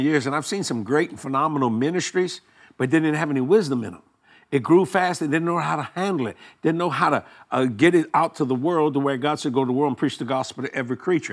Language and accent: English; Houma, Louisiana, United States; born or raised there; also born or lived in New Orleans, Louisiana